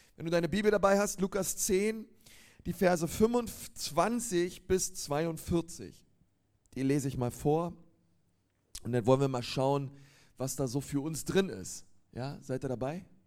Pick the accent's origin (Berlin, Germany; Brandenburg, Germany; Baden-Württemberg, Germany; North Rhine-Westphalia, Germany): Berlin, Germany; moved away as an adult; now in Nuremberg, Germany; Ich komme ähm, eigentlich aus Berlin, aber bin jetzt in Nürnberg